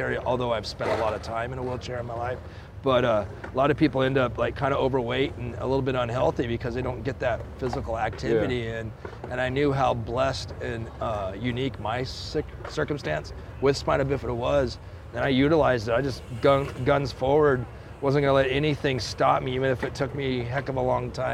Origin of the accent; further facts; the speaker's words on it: the Northwest, Pacific Northwest, United States; I'm from the Northwest